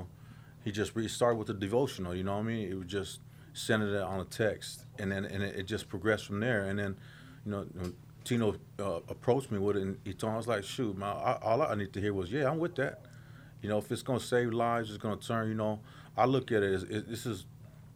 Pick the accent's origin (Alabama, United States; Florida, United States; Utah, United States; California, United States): California, United States; Carson; I'm from Carson. Same background as my brother, Valentino. Same neighborhood